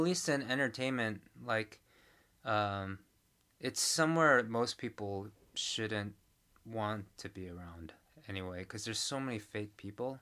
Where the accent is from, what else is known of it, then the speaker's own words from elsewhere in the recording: New York, United States; now in Korea; I grew up in New York